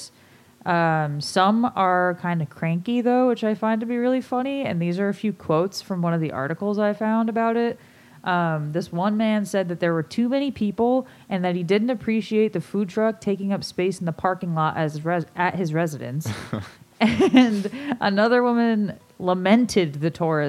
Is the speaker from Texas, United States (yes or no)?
no; Connecticut, United States; I was born and raised in Connecticut and have lived here my whole life.